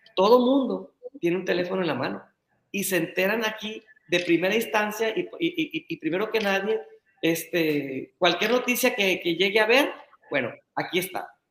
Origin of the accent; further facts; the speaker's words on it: Navolato, Sinaloa, Mexico; yo soy de Nabolato.